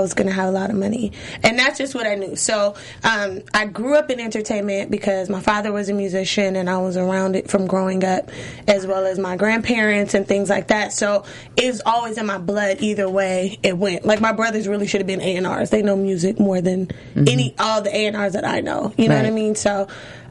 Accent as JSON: {"language": "English", "town": "Los Angeles", "region": "California", "country": "United States", "tie": "born or raised there", "also_born_or_lived": "Inglewood, California / Compton, California", "said": "Born and raised in Los Angeles"}